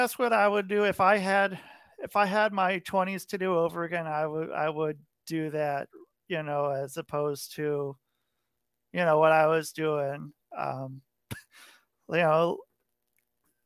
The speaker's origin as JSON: {"language": "English", "area": "near Portland", "region": "Oregon", "country": "United States", "tie": "born or raised there", "moved": "yes", "said": "I grew up near Portland, Oregon"}